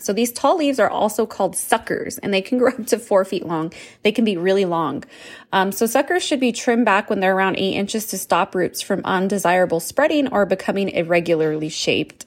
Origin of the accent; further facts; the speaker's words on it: New Mexico, United States; I'm from New Mexico